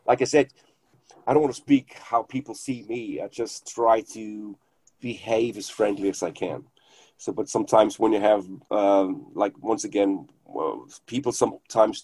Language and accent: English; Germany; first language German; English is a second language; it's not my native language, English